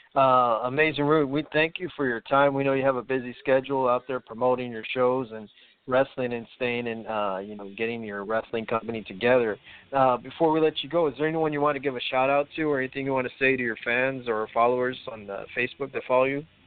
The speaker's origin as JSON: {"language": "English", "town": "Corpus Christi", "region": "Texas", "country": "United States", "tie": "born or raised there", "said": "right here in my hometown, Corpus Christi"}